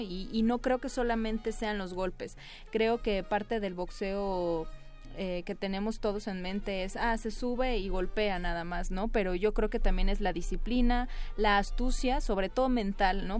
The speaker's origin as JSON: {"language": "Spanish", "area": "Isthmus of Tehuantepec", "region": "Oaxaca", "country": "Mexico", "said": "Yo soy eh, oaxaqueña, pero soy de la parte del Istmo de Tehuantepec"}